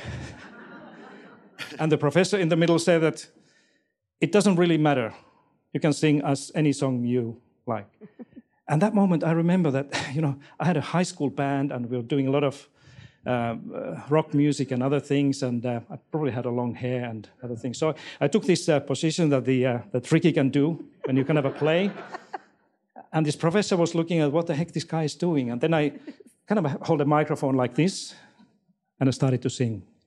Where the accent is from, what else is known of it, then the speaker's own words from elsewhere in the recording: Finland; moved away as an adult; now in Australia; I'm not from, from this country. I came from Finland four years ago here with my family